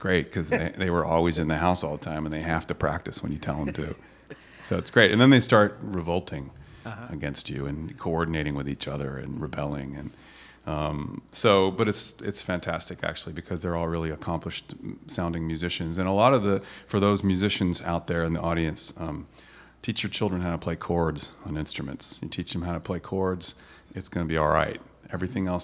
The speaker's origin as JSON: {"language": "English", "region": "Kentucky", "country": "United States", "tie": "born or raised there", "said": "I grew up in Kentucky, and my tennis coach was my art teacher"}